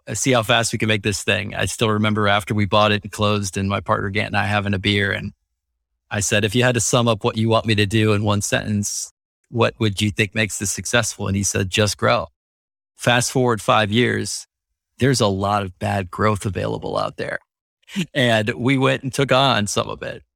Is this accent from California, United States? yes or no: no; Wisconsin, United States; moved away; also born or lived in Indiana; I grew up in Wisconsin